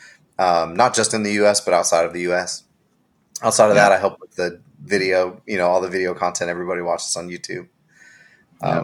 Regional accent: Seattle, Washington, United States; moved away as an adult; now in Nashville, United States; I'm originally from Seattle, Seattle, Washington.

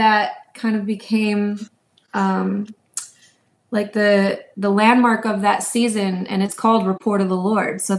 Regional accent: New York, United States; now in Houston, United States; I'm from New York originally

